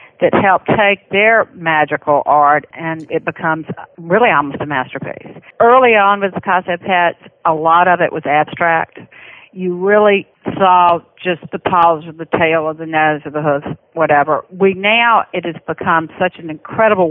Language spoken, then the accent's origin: English; Birmingham, Alabama, United States; accent: Southern; I'm from Birmingham, Alabama.